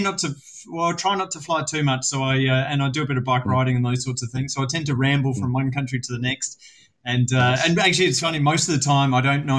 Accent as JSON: {"language": "English", "region": "South Australia", "country": "Australia", "tie": "born or raised there", "said": "I grew up in South Australia, as you may detect from my beautiful accent"}